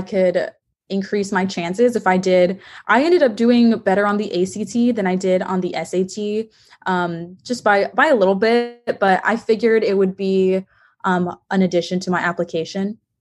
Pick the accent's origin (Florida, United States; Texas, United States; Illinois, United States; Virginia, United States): Texas, United States; I'm from Texas